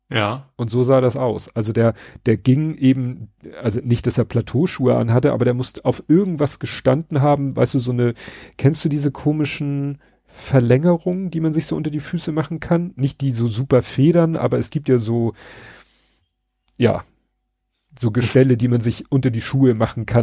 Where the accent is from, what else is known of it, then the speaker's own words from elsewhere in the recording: Hamburg, Germany; Also wir kommen ja aus Hamburg-Bramfeld und die Sternbrücke ist ja also rissen kurz vor der Hamburger Stadtgrenze, also kurz vor Wedel.